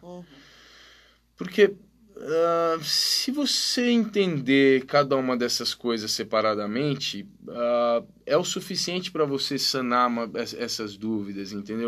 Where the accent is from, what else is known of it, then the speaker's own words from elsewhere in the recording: Brazil; eu sou brasileiro